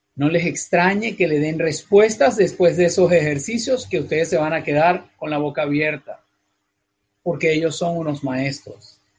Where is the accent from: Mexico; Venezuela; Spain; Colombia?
Venezuela; moved away as an adult; also born or lived in North America; donde nací originalmente, donde nací, en Venezuela, es un país que abandoné hace ya casi 20 años